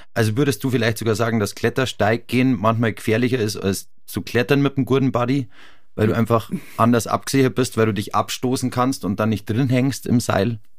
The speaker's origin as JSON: {"language": "German", "town": "Farchant", "region": "Bavaria", "country": "Germany", "tie": "born or raised there", "said": "ich bin in Fahrhand aufgewachsen, auch bei Garmisch"}